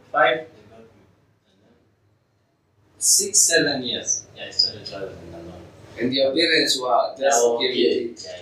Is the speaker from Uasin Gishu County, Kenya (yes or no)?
yes; Eldoret, Uasin Gishu County, Kenya; born there; So I was born apparently like um, in Eldoret.